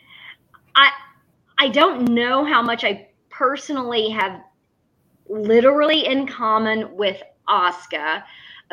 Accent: The Woodlands, Texas, United States; when I was growing up in the Woodlands

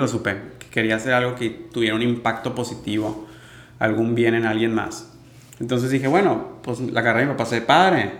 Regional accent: Mazatlán, Sinaloa, Mexico; also born or lived in Monterrey; Crecí aquí en Mazatlán, en esta cultura de, mar, playa

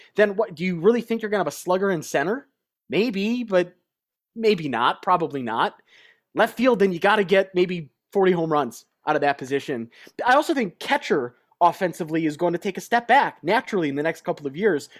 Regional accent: Chicago, Illinois, United States; also born or lived in Glenview, Illinois / Normal, Illinois; growing up in Chicago and then when we moved up to Glenview

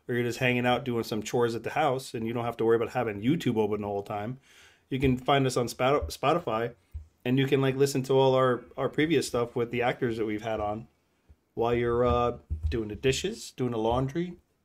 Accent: Minnesota, United States; from Minnesota.

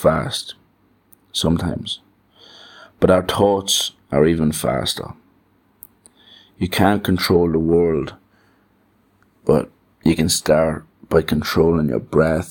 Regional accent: Ireland; as an Irishman with that home, that small town mentality

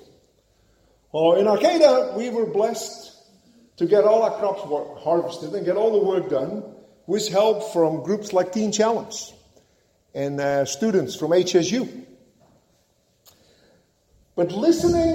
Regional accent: Netherlands; moved away; helping out my father on the farm while growing up in Holland

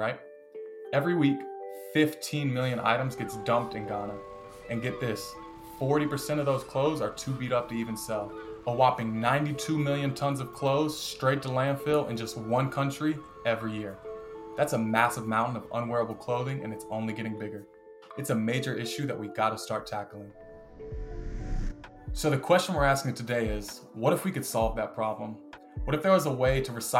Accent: Charlotte, North Carolina, United States; I'm from Charlotte, North Carolina

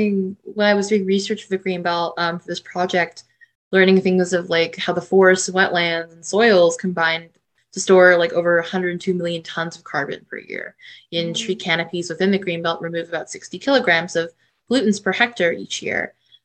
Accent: Toronto, Ontario, Canada; I'm from Toronto

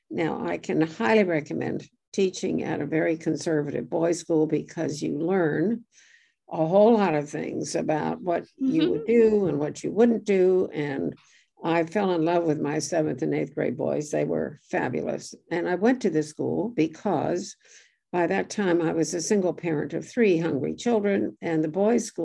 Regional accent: New York City, New York, United States; also born or lived in Brooklyn, New York; I was born in Brooklyn, New York, and grew up in Greenwich Village on Washington Square.

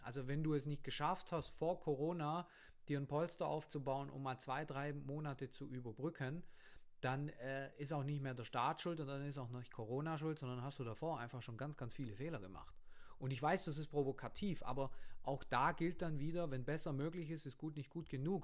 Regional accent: Germany; bei uns in Deutschland, in, vor allem jetzt auf dem Land, ich komme vom Land

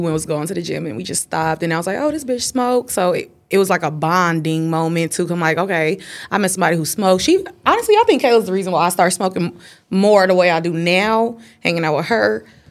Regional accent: Inglewood, California, United States; I'm 26. I'm from Inglewood, from like actual Inglewood.

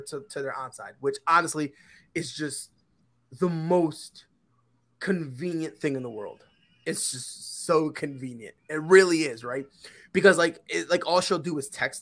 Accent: Connecticut, United States; moved away as an adult; also born or lived in Puerto Rico; now in South Carolina, United States; moved from Puerto Rico to Connecticut. And that's where I spent most of my life until I moved down to South Carolina

